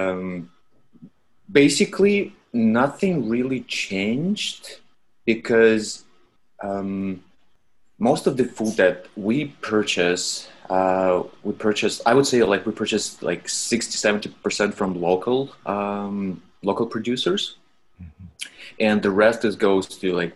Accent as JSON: {"language": "English", "country": "Russia", "moved": "yes", "said": "originally I'm from Russia"}